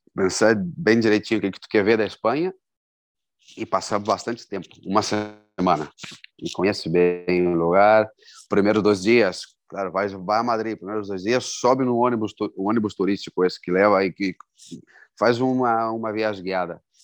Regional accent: Porto Alegre, Rio Grande do Sul, Brazil; moved away as an adult; also born or lived in Novo Hamburgo, Brazil; now in Vigo, Spain; eu sou de Porto Alegre, morava em Novo Hamburgo. Quando eu vim para cá, eu estava morando em Novo Hamburgo. Uhum. De, já fazia, eu estava morando em Novo Hamburgo desde 94. Uhum. Então, desde os 14 anos

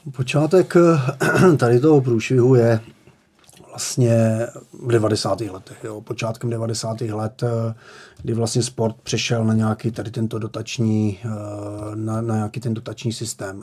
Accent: Moravian-Silesian Region, Czechia; já jsem z Moravskoslezského kraje

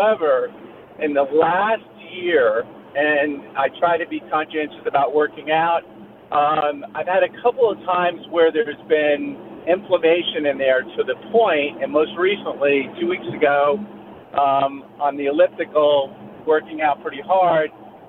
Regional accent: Cold Spring, New York, United States; Cold Spring, New York.

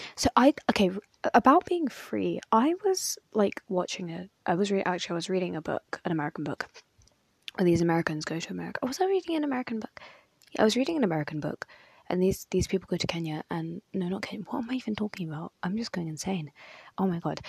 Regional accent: United Kingdom; I'm very British. Like, I really love being from Britain.

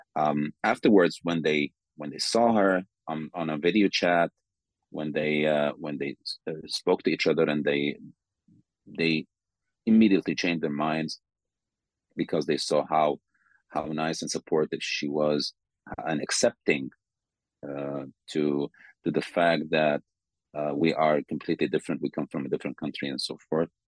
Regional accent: Sudan; moved away as an adult; now in Slovakia; I'm from Sudan

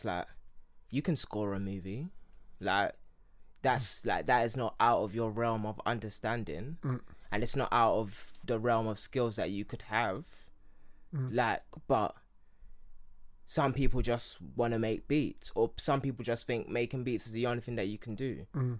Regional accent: Nigeria; Well, obviously they asked me what my name was first, and then I said I'm from Yoruba. Like, yes, Nigeria, but you know, Nigeria is really a Portuguese word that derives from this.

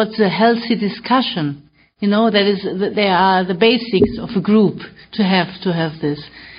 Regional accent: Germany; I'm from Germany

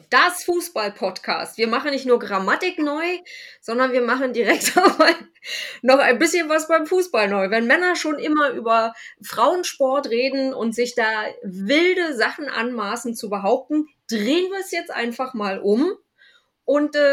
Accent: Berlin, Germany; Ich komme aus dem Prenzlauer Berg, zweiter Hinterhof.

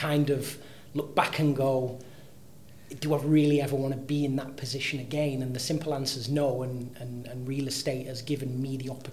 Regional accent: Manchester, North West England, United Kingdom; now in Dubai, United Arab Emirates; I'm originally from Manchester in the north of England

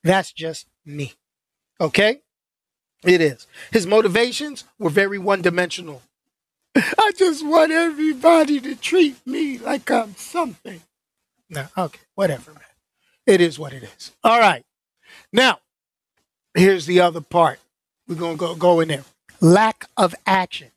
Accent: New York, United States; I grew up in New York

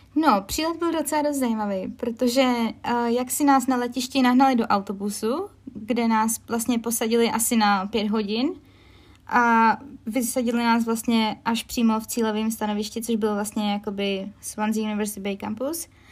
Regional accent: Czechia; moved away as an adult; now in United Kingdom; já jsem z České republiky

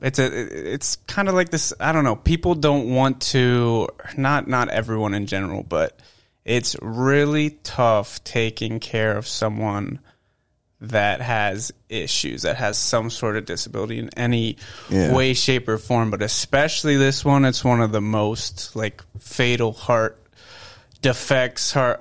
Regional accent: Cincinnati, Ohio, United States; I was born in Cincinnati

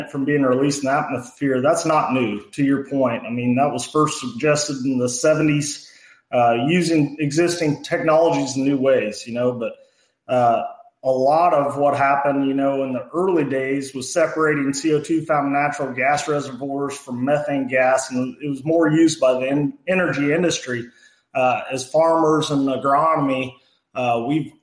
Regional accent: Mason County, Illinois, United States; grew up on a family farm. Our family still farms up north of Springfield, Illinois in Mason County

